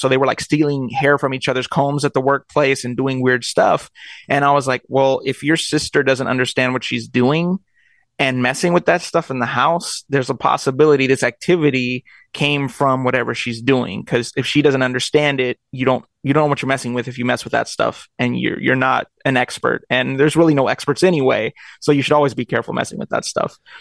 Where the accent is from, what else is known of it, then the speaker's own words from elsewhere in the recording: Long Beach, California, United States; I was born in Long Beach and raised